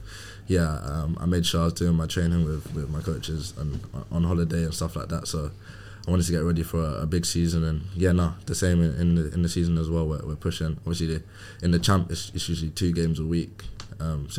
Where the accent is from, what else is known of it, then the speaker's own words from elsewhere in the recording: London, United Kingdom; born and raised in Hackney, living with my mum and my brother